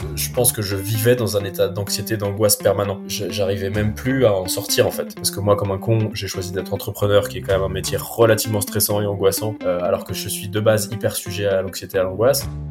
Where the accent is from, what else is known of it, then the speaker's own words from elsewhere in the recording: Paris, Île-de-France, France; moved away as an adult; now in Basque Coast, France; Paris que j'habitais depuis 35 ans, donc c'est pareil, ça avait été toute ma vie, toute mon enfance, ma jeunesse, mon éducation, mes potes, tout, tout était à Paris.